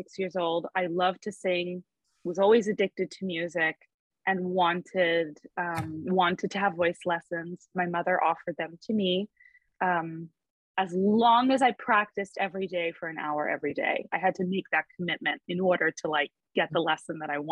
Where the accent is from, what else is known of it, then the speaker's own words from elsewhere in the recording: Fort Lauderdale, Florida, United States; also born or lived in Palm Beach County, Florida; I grew up in Fort Lauderdale. We moved to Palm Beach County so that I could go to an arts high school there